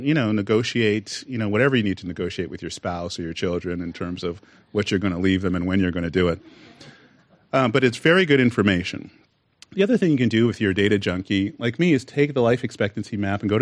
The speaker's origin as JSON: {"language": "English", "country": "Canada", "tie": "born or raised there", "also_born_or_lived": "United States", "moved": "yes", "lives_now": "California, United States", "said": "I was actually born in the United States. My parents just took me to Canada at a very young age."}